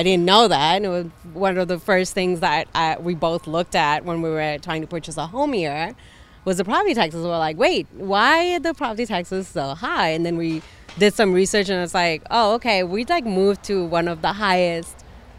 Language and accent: English; California, United States; moved away as an adult; now in Glen Ellyn, United States; We're from California. We moved here a few years ago